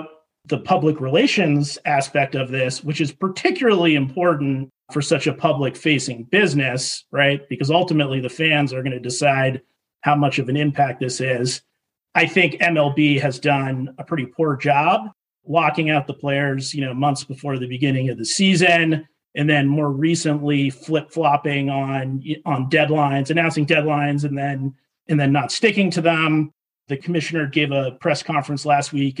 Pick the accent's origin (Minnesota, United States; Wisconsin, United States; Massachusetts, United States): Massachusetts, United States; Boston; I grew up in Boston